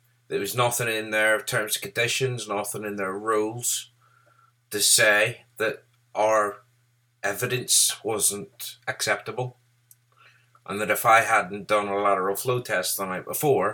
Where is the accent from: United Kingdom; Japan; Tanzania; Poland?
United Kingdom; Northern Ireland; we're from Northern Ireland